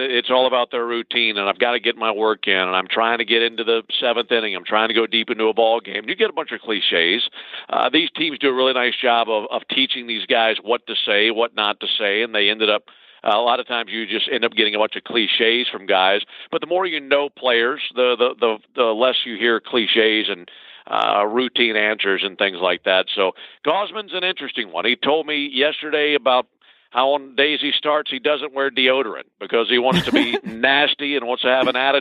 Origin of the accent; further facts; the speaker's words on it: Mississippi, United States; I grew up in Mississippi